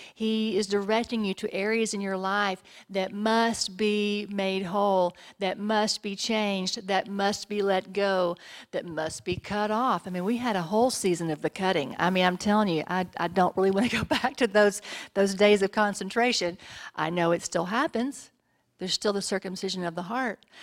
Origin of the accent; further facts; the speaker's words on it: Texas, United States; I'm from Texas.